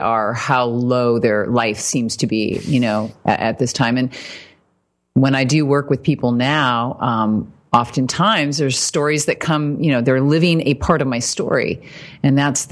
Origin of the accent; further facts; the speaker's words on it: Fort Wayne, Indiana, United States; moved away; I was raised in Indiana, Fort Wayne. So Midwest